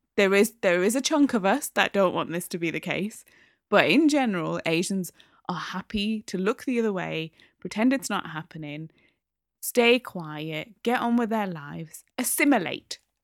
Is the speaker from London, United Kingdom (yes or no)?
no; Newcastle upon Tyne, North East England, United Kingdom; also born or lived in Midlands; I'm a Geordie, you know, brought up